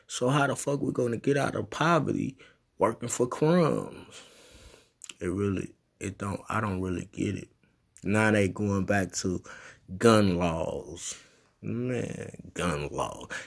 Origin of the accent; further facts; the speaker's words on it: United States; I was born in America. So I'm a American citizen